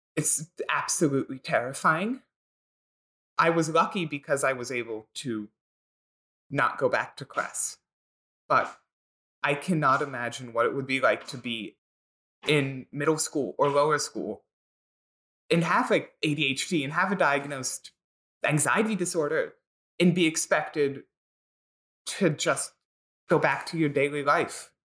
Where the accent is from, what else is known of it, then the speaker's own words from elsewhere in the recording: Philadelphia, Pennsylvania, United States; I grew up and live in Philadelphia